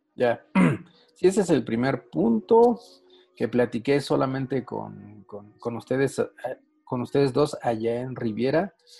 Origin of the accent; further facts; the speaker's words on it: Mexico; acá en México nosotros pagamos impuestos